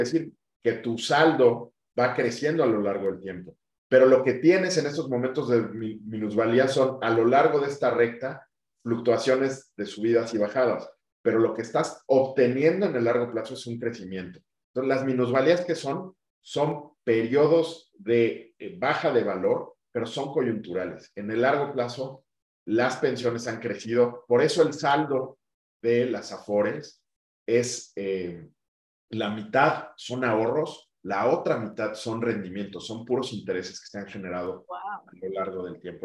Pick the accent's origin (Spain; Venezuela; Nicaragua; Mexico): Mexico; yo quiero seguir aportando al sector financiero mexicano en mi país